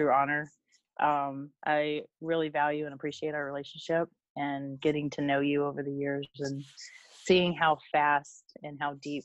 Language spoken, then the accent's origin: English; Virginia, United States; I grew up in Virginia